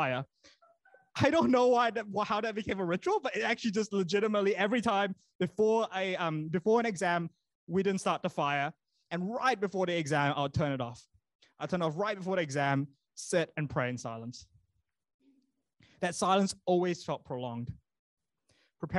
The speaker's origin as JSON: {"language": "English", "country": "Malaysia", "tie": "born or raised there", "moved": "yes", "lives_now": "New Zealand", "said": "when I grew up in Malaysia"}